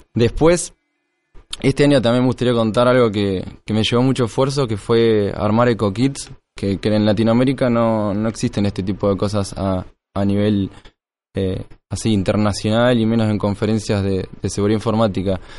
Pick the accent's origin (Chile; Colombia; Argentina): Argentina; Tres Arroyos, Buenos Aires Province; moved away as an adult; now in Tandil, Argentina; en realidad soy de Tres Arroyos, que queda 200 kilómetros, y me fui a ir a Tandil porque Tres Arroyos no, había ni universidad